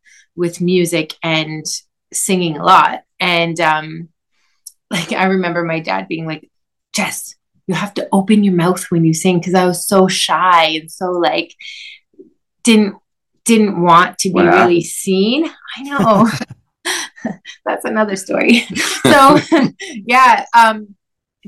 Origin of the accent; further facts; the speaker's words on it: Quebec, Canada; French. I'm from Quebec.